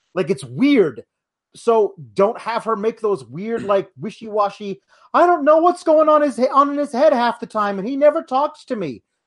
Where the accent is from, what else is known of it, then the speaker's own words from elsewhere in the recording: Milwaukee, Wisconsin, United States; my hometown, Milwaukee